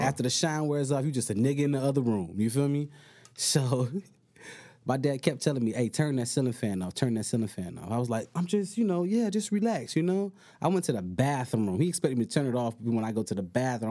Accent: Miami, Florida, United States; moved away as an adult; now in California, United States; I live, I'm from Miami, Florida

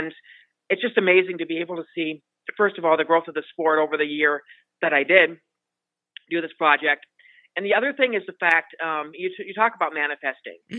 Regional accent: Montana, United States; now in Las Vegas, United States; I'm originally from Montana

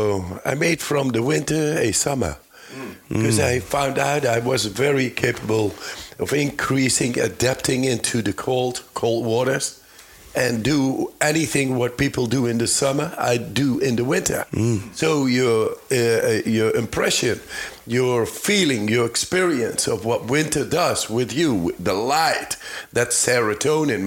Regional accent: Netherlands; I'm from the Netherlands

